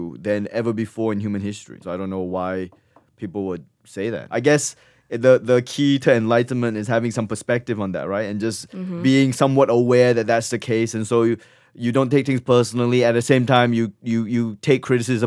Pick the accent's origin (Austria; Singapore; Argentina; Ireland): Singapore; moved away; also born or lived in Malaysia / Australia; I grew up in Singapore. My parents live in Singapore